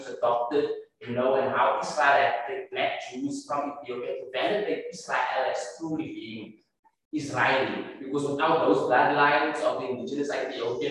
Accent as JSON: {"language": "English", "town": "George", "region": "Western Cape", "country": "South Africa", "moved": "yes", "lives_now": "Cape Town, South Africa", "said": "I come from George"}